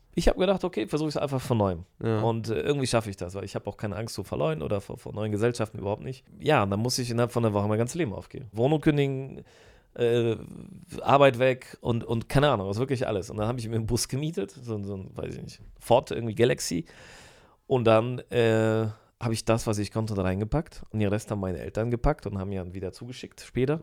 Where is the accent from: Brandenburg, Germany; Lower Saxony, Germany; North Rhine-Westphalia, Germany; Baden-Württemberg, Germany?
North Rhine-Westphalia, Germany; Düsseldorf; accent: Rhenish; moved away as an adult; also born or lived in Poland; now in Poznań, Poland; Ich komme aus Düsseldorf eigentlich